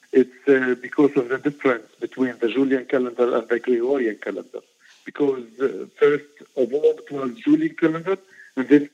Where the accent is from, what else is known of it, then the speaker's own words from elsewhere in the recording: Bethlehem, West Bank, Palestine; I was born in Bethlehem, I was born here close to the Church of Nativity, and I was daily coming to the church to celebrate and to pray